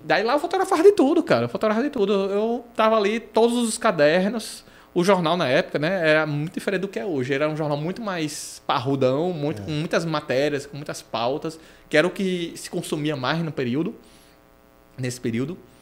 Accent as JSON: {"language": "Portuguese", "town": "Natal", "region": "Rio Grande do Norte", "country": "Brazil", "tie": "born or raised there", "also_born_or_lived": "Londrina, Paraná / Aracaju, Sergipe", "said": "a minha vida toda é aqui"}